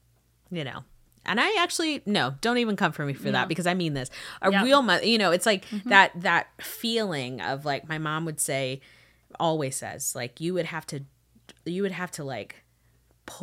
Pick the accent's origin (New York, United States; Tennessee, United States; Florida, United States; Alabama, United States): Florida, United States; growing up in Florida, there was a season where there was a strange time